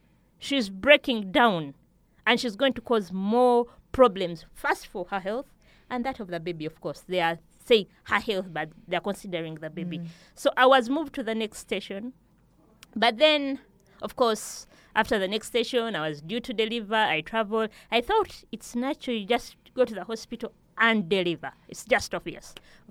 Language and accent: English; Kampala, Central Region, Uganda; also born or lived in Fort Portal; I come from Fort Portal, I grew up in Kampala, but and my mother is a Mugana.